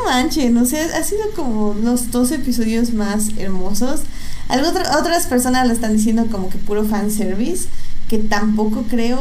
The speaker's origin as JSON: {"language": "Spanish", "region": "State of Mexico", "country": "Mexico", "said": "en mi pueblo, o sea, allá en el Estado de México, que tenemos un cine en cada esquina"}